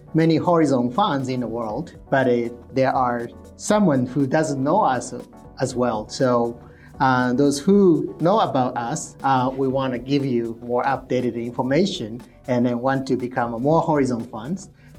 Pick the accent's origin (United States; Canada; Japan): Japan; near Lake Biwa, Shiga; English is a second language; This is actually my hometown. I actually not born, but grown up in here